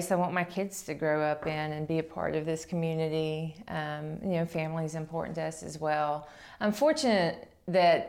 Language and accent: English; Qualla, North Carolina, United States; I grew up in Cherokee, North Carolina, technically in Qualla, North Carolina